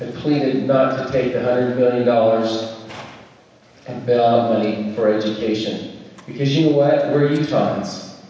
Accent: Taylorsville, Utah, United States; moved away as an adult; also born or lived in Richfield, Utah / Silicon Valley / Alabama / North Carolina; I was born in Richfield, grew up in Taylorsville

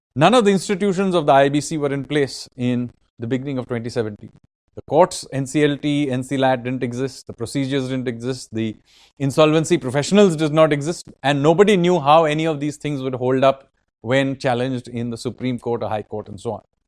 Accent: Kolkata, West Bengal, India; I am from Kolkata

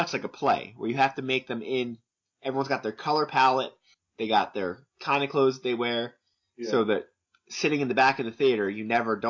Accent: New Jersey, United States; I'm from New Jersey after all.

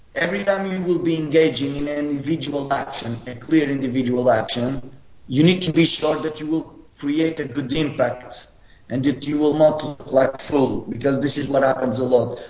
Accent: Funchal, Madeira, Portugal; moved away as an adult; also born or lived in Rio Maior, Portugal; now in Italy; I'm Portuguese and I'm coming from an island. I'm not even from the mainland. I'm coming from Funchal.

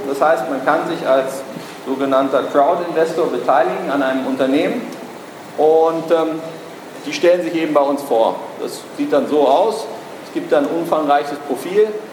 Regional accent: Berlin, Germany; ich bin Berliner

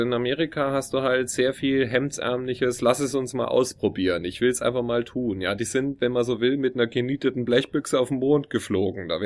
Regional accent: Munich, Bavaria, Germany; wenn ich dann sage Deutschland, dann fragt er mich, ähm, woher aus Deutschland? Dann sage ich, oh, südlicher Teil, Munich, Bavaria.

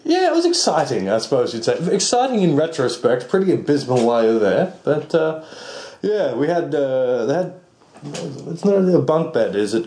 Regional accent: Australia; I'm Australian.

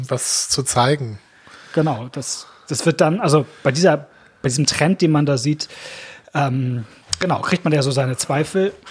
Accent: Rhineland, Germany; Auch wenn ich an meine alte Heimatgemeinde im Rheinland denke, saß neben mir eine Frau aus Ostpreußen

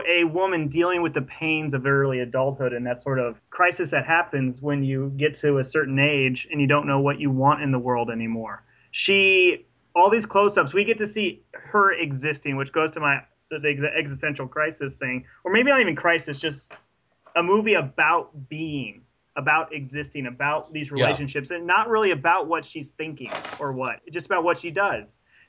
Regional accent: United States; that American

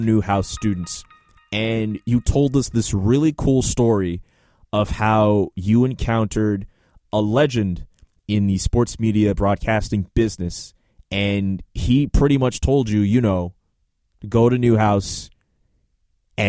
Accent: Montreal, Quebec, Canada; moved away as an adult; now in Syracuse, United States; My hometown of Montreal

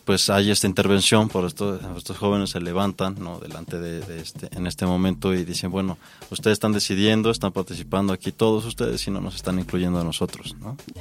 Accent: Mexico; somos mexicanos

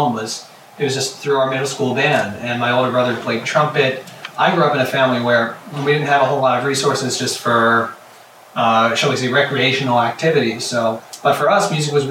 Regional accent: New Jersey, United States; moved away as an adult; also born or lived in Pittsburgh / New York; now in Boston, United States; I grew up in New Jersey

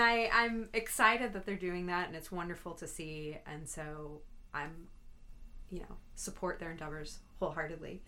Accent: St. Louis, Missouri, United States; I've born and raised in St. Louis

